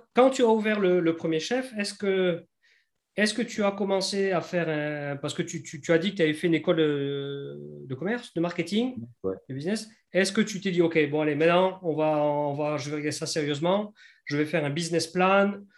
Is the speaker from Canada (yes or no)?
no; France; accent: French; moved away as an adult; now in New Zealand; l'accent français, je l'ai tout de suite. Tu, tu, presque, tu me vois, tu sais que je suis français